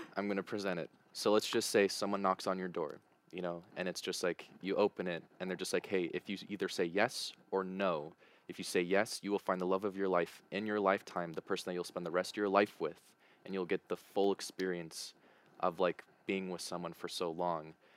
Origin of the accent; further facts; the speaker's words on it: United States; moved away; Being an American